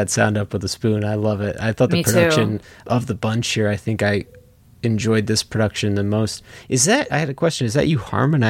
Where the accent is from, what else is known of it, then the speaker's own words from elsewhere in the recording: East Coast, United States; moved away; I grew up on the East Coast